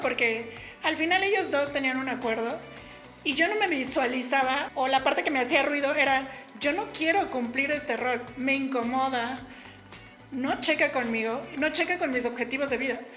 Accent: Mexico City, Mexico; yo soy de la Ciudad de México y la mayor parte de mi vida antes de independizarme viví con mi papá y mi mamá.

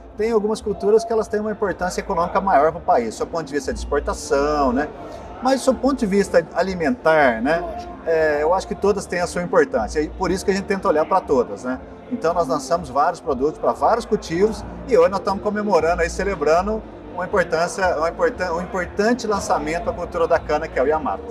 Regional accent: Bom Jesus da Penha, Minas Gerais, Brazil; Sou de Bom Jesus da Penha

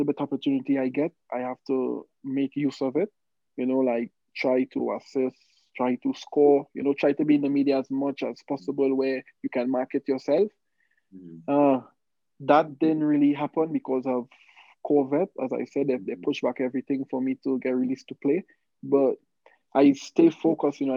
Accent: Trinidad & Tobago; moved away as an adult; now in Utah, United States; I'm from Trinidad.

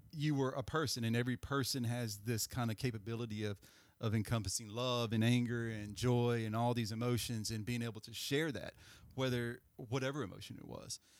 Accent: Greensboro, North Carolina, United States; we're from Greensboro

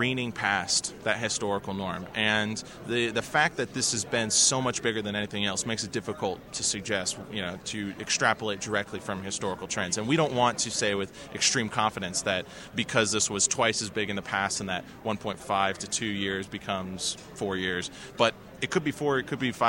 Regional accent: Washington, District of Columbia, United States; I'm from Washington

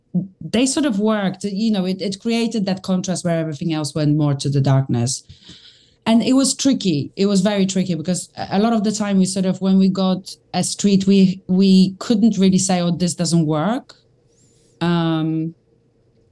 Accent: London, United Kingdom; As a Londoner

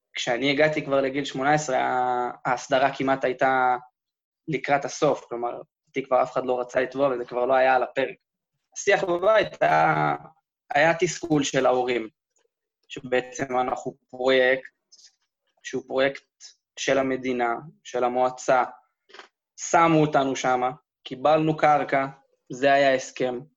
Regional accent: Karmei Avdat farm, Southern District, Israel; אני בתור ילד הייתי קם בבוקר, מאכיל חיות, הולך להאכיל את הסוסים

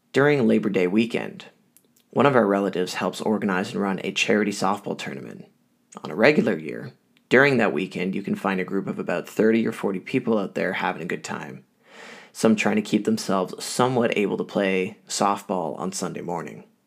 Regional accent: Ottawa, Ontario, Canada; Growing up in Ottawa, some of my earliest memories is being out at my family's cottage

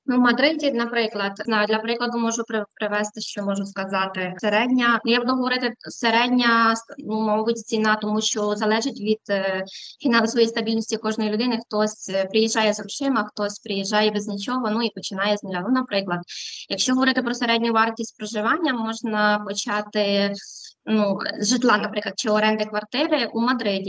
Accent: western Ukraine, a small town in Ternopil Oblast, Ukraine; moved away as an adult; now in Madrid, Spain; Я із західної України, е, з невеличкого містечка, яке знаходиться у Тернопільській області. Там я народилася, вчилася і жила до 18 років.

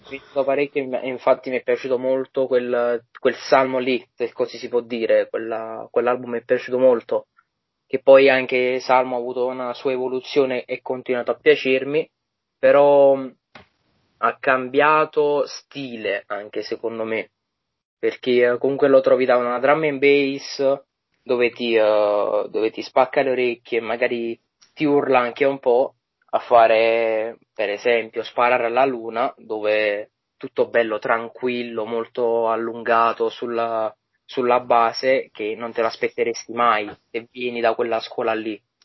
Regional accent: Naples, Campania, Italy; essendo napoletano

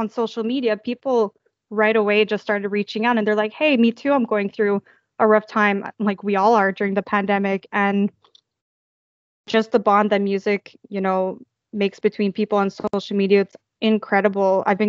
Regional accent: Toronto, Ontario, Canada; now in Montreal, Canada; moved right back to Montreal, where I'm from Toronto to Montreal, just to make ends meet.

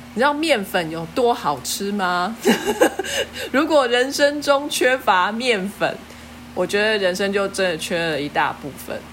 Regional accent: Taiwan; 我们台湾人

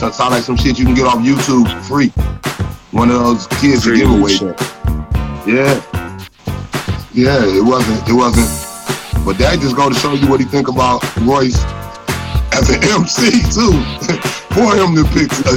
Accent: Detroit, Michigan, United States; now in the South, United States; I'm from Detroit

